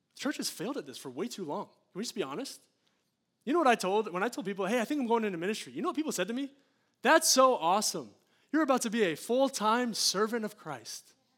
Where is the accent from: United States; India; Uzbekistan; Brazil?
United States; an American